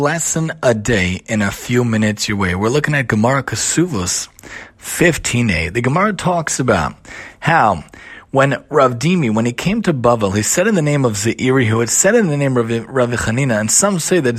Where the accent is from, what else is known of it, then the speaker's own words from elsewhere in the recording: New York City, New York, United States; I grew up in Staten Island